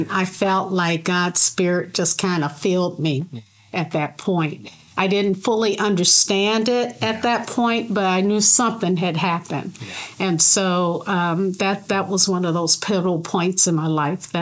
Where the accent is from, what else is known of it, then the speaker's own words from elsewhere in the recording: Detroit, Michigan, United States; moved away; at Conant Avenue in Detroit is where I grew up in Detroit.